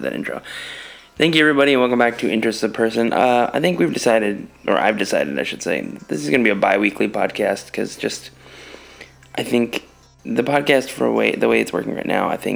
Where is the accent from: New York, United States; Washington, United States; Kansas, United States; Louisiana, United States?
New York, United States; moved away as an adult; also born or lived in East Coast / New Paltz; now in Los Angeles, United States; I'm from New York